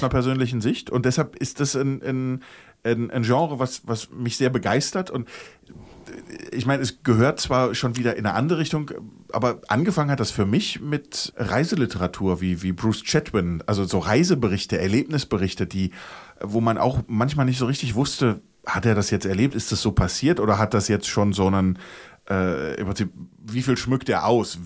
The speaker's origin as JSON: {"language": "German", "country": "Germany", "said": "wir als Deutsche"}